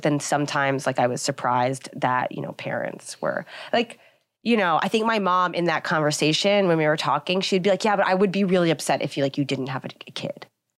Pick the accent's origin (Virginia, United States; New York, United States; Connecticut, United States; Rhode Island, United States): New York, United States; Long Island; From Long Island originally.